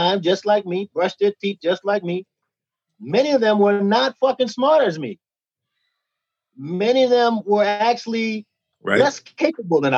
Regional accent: New York City, New York, United States; I came from Bushwick, Brooklyn, so I had a natural hustle

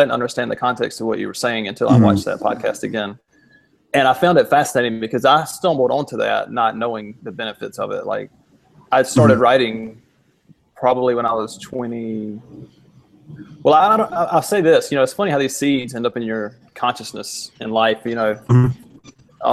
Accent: the South, United States; moved away; also born or lived in Charleston, South Carolina; I'm from the South

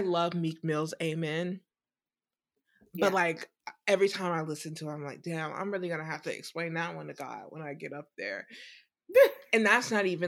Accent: the South, United States; I am from the South

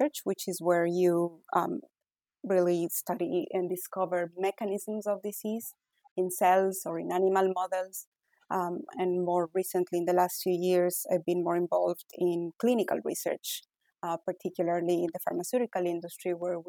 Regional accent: Ecuador; English is a second language; moved away as an adult; now in United States; I was born in Ecuador, born and raised. I went to medical school in Ecuador

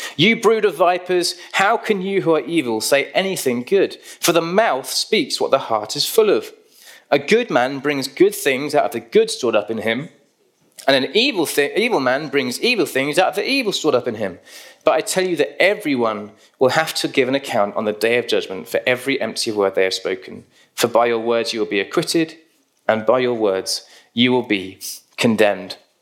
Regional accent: United Kingdom; we're British

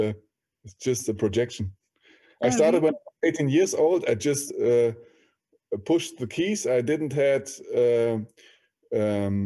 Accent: Berlin, Germany; I was born and raised in Berlin

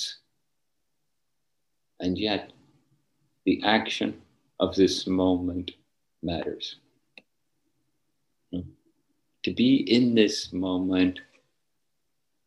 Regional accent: Northern Ireland, United Kingdom; Where I grew up in Northern Ireland, when I was young

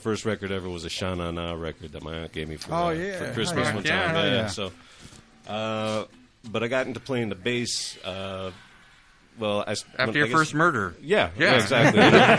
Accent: Rockland County, New York, United States; moved away; I grew up in the suburbs north of New York City, so in a place called Rockland County.

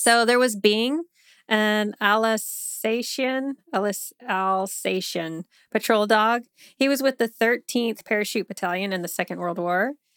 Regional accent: United States; being an American

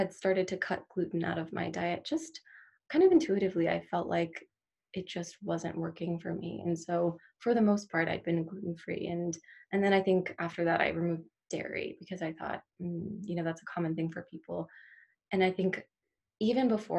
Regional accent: Maryland, United States; moved away as an adult; now in Michigan, United States; I'm from Maryland originally. That's where I grew up and that's where I went to school

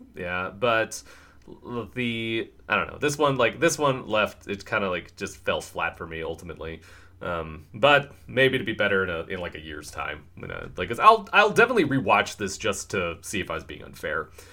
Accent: United States; we are two dudes from America

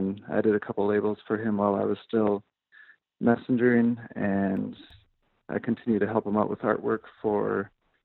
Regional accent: Minnesota, United States; moved away as an adult; now in Chicago, United States; I grew up in Minnesota, and I went to school at St. Cloud State University

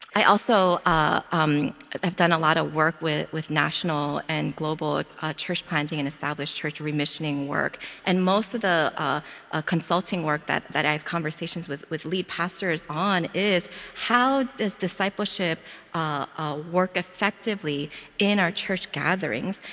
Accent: Philadelphia, Pennsylvania, United States; moved away as an adult; now in Hawaii, United States; as soon as I open up my mouth, they all know that I'm from Philadelphia

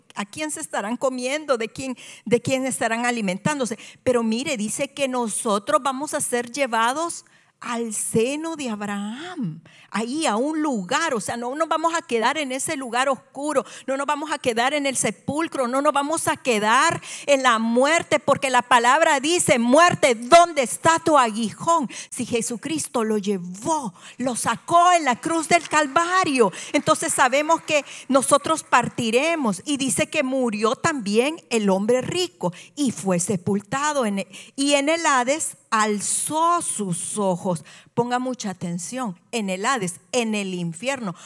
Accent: El Salvador; soy salvadoreña y en El Salvador esto es muy común

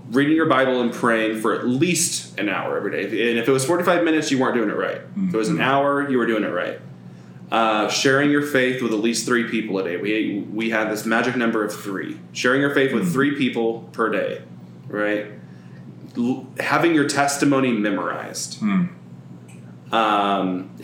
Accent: Edmond, Oklahoma, United States; also born or lived in Del City, Oklahoma; I grew up in Edmond, which is like 15 minutes north of Oklahoma City

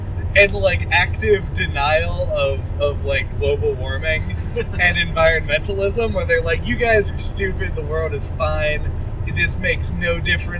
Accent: West Virginia, United States; we are from West Virginia

